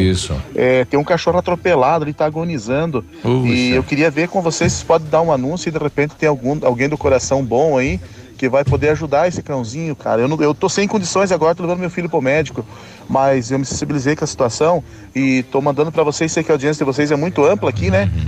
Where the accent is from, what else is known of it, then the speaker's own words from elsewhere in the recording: Mariópolis, Paraná, Brazil; eu sou de Mariópolis